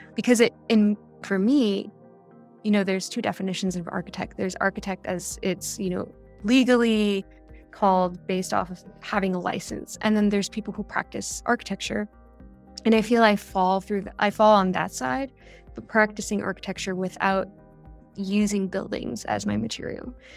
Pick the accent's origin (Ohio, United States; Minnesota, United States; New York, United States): New York, United States; New York City; I grew up in New York